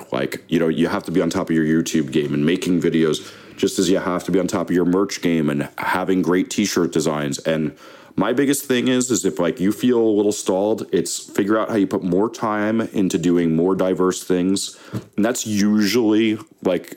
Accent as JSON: {"language": "English", "region": "New Jersey", "country": "United States", "said": "I'm from Jersey"}